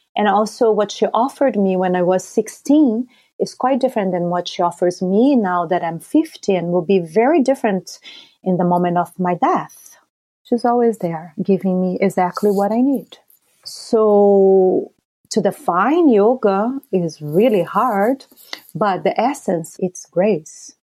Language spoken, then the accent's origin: English; Brazil; growing up in Brazil